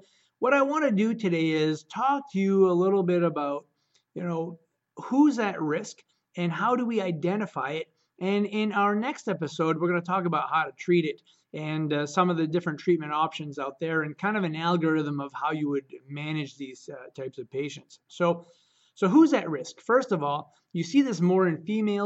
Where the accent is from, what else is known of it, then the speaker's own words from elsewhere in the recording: Caribou, Maine, United States; I'm from Caribou, Maine